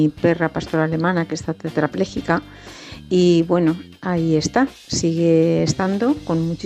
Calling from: Valencia, Valencian Community, Spain; de Valencia.

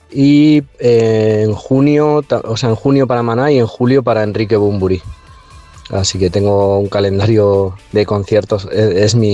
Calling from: Móstoles, Community of Madrid, Spain; de Móstoles.

